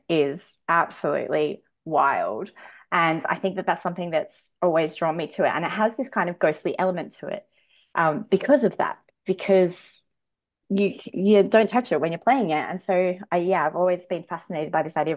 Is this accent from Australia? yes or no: yes; Sydney, New South Wales, Australia; I'm from Western Sydney